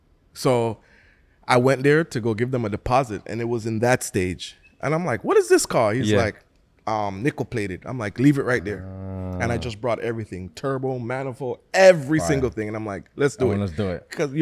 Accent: Jamaica; We're from Jamaica.

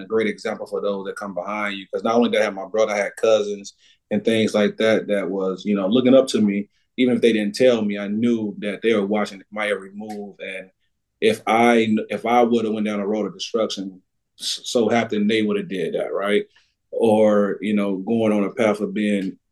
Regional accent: Macon, Mississippi, United States; moved away as an adult; also born or lived in Alexandria, Louisiana / Hattiesburg, Mississippi; now in Spring Hill, Tennessee, United States; Grew up in Knoxville County, Macon, Mississippi

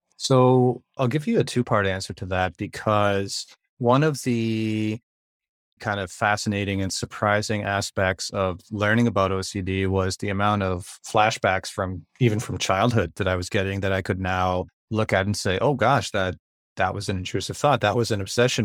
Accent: Ontario, Canada; I'm from Ontario, Canada, and I'm a teacher and musician up here

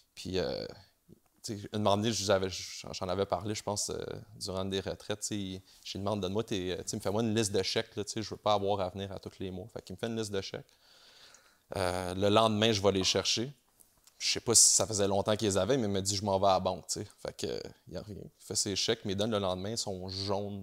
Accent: Montreal, Quebec, Canada; je viens de Montréal.

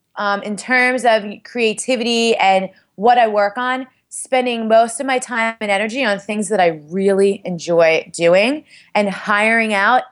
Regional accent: Staten Island, New York, United States; I'm from Staten Island. I'm Italian and Puerto Rican.

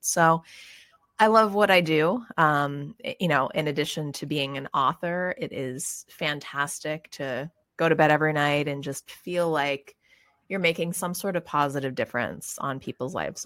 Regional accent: Pittsburgh, Pennsylvania, United States; moved away as an adult; also born or lived in California; I grew up in Pittsburgh, Pennsylvania

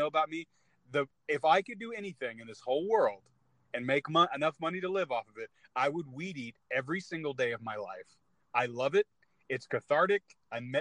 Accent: California, United States; moved away; I'm from California originally

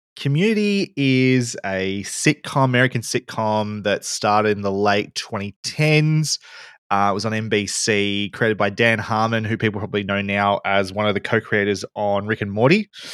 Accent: Bendigo, Victoria, Australia; moved away as an adult; also born or lived in Melbourne; I come from Bendigo. I had to move to Melbourne to study

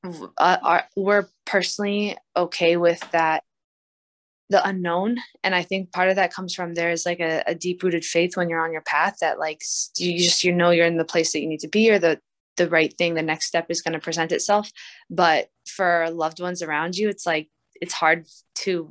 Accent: Maryland, United States; moved away; also born or lived in Arizona; my home state where I grew up

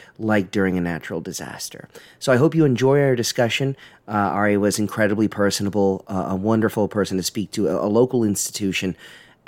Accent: Baltimore, Maryland, United States; I grew up in Baltimore

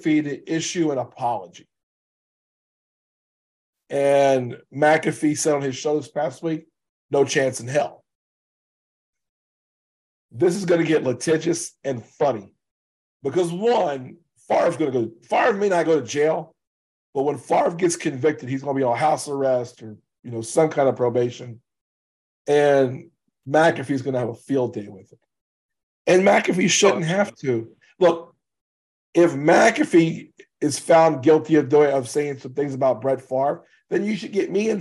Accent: Louisiana, United States; I'm from Louisiana

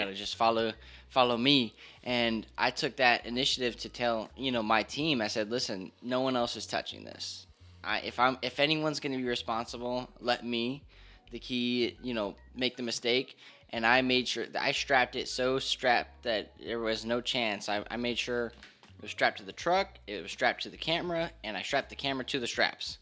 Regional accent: Hollywood, Florida, United States; moved away as an adult; also born or lived in Hialeah, Florida; now in Georgia, United States; I was born in Hialeah, grew up in Hollywood, Florida. just moved here to Georgia about a, actually a little, like a year and a month ago

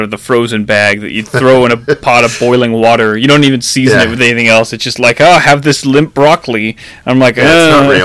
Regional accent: New Orleans, Louisiana, United States; born or raised there; now in Pacific Northwest, United States

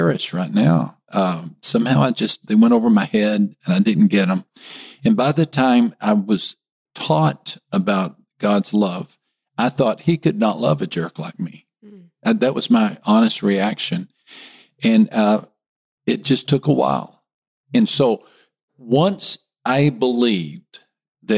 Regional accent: West Texas, United States; moved away as an adult; also born or lived in Miami, Florida / Rio de Janeiro, Brazil; I'm a Texan. I grew up in a small West Texas town

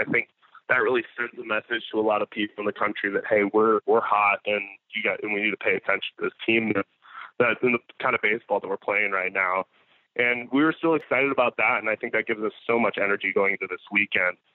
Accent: Florida, United States; growing up in Florida just had like in the summers we we would go out on lakes consistently

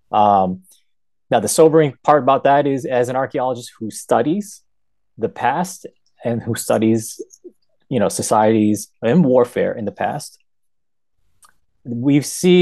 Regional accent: United States; This is my adopted country, and I've been here since the age of one

